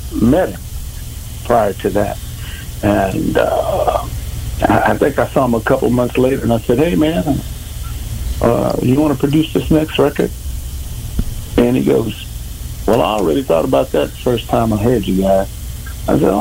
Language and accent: English; near Corpus Christi, South Texas, United States; Born and raised in South Texas, a little town outside of Corpus Christi, Texas